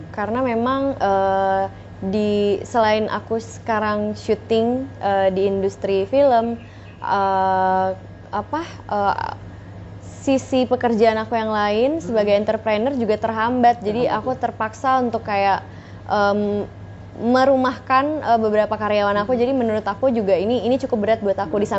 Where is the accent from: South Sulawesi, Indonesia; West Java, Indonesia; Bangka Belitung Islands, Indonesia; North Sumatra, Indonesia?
North Sumatra, Indonesia; Medan; born there; aku lahirnya di Medan sih aku lahirnya di Medan